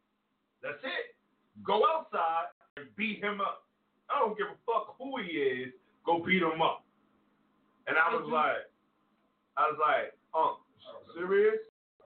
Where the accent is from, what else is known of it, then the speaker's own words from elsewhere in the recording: Brooklyn, New York, United States; also born or lived in Staten Island; I was born in Brooklyn.